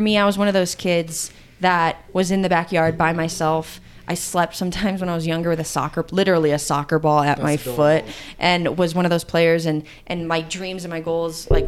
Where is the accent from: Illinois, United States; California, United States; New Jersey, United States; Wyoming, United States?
Illinois, United States; I'm from Illinois